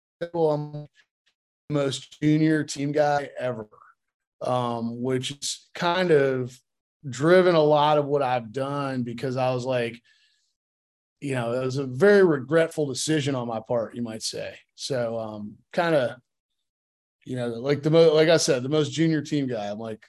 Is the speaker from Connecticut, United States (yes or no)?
yes; Connecticut, United States; also born or lived in California; Kind of all over. I was a military brat, but spent most of my formative years in Connecticut and but was born in California.